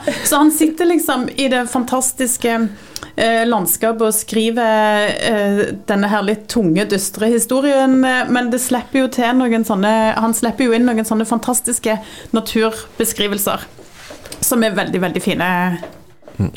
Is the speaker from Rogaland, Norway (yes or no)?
yes; Jæren, Rogaland, Norway; jeg er fra Jæren